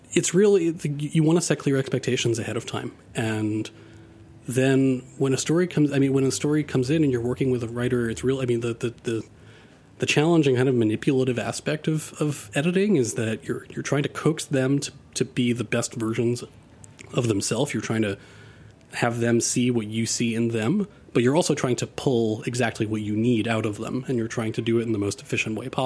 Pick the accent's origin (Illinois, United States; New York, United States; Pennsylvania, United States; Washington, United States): New York, United States; New York City; when I was growing up in Queens, almost none of my friends were white